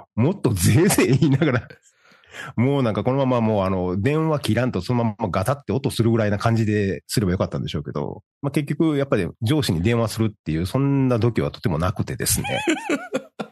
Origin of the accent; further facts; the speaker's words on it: Osaka, Japan; もともと大阪の京橋っていうところに、あの、生まれ育ってる